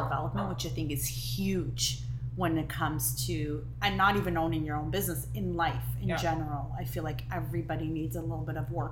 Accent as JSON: {"language": "English", "country": "Israel", "tie": "born or raised there", "second_language": "English", "moved": "yes", "said": "I was born and raised in Israel, and I feel like I have the biggest accent."}